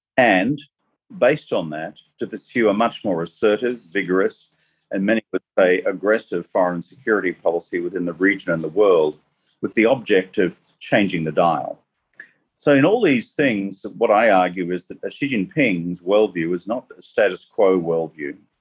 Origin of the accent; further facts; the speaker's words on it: Australia; moved away as an adult; now in New York, United States; I'm Australian